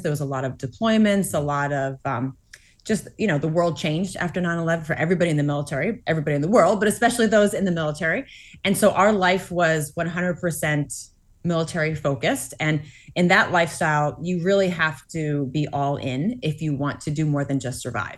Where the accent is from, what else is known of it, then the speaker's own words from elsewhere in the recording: Massachusetts, United States; I grew up in Massachusetts, um, attending Grace Chapel